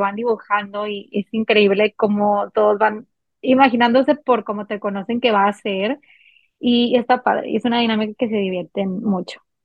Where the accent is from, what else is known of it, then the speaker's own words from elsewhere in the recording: Monterrey, Nuevo León, Mexico; soy de Monterrey, Nuevo León.